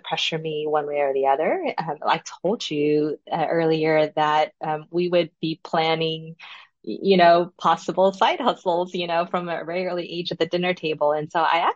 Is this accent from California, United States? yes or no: yes; Los Angeles, California, United States; I was the very first daughter born in the U.S. in Los Angeles